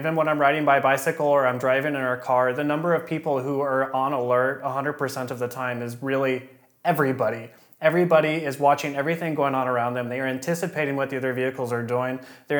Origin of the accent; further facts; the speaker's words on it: Kansas, United States; moved away as an adult; now in Freiburg, Germany; In Kansas, I had my permit at 14